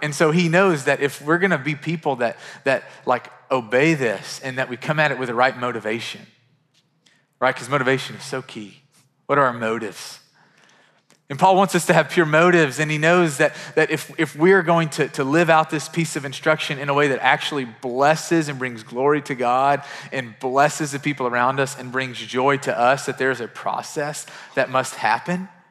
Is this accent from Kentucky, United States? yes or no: yes; Murray, Kentucky, United States; now in Nashville, United States; Murray, Kentucky, which is my hometown